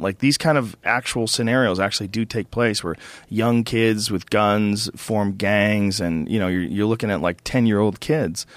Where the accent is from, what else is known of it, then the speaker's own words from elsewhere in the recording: Newton, Massachusetts, United States; moved away; I grew up in Newton Upper Falls, Massachusetts, which is a small like, uh, suburb of Boston.